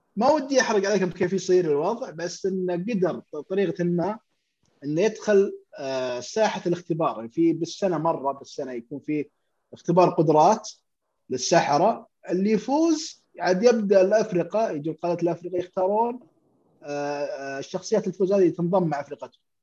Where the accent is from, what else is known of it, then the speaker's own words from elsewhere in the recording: Saudi Arabia; عندنا في السعودية